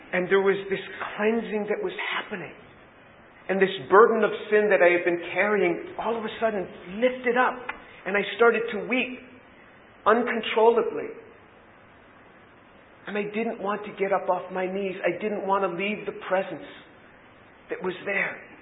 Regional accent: United States; being born and raised in the United States

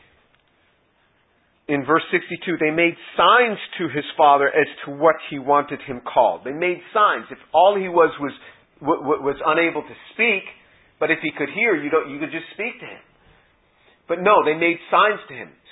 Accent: New York, United States; moved away as an adult; also born or lived in South Carolina; I was from New York

